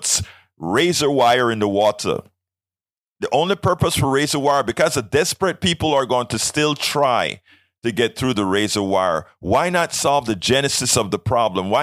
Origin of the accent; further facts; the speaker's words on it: Panama; I am from Panama